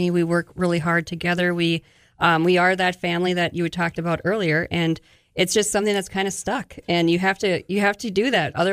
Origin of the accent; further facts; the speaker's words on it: Bismarck, North Dakota, United States; also born or lived in Fargo / Grand Forks; I grew up in Bismarck, and I um, back after 17 years of being gone.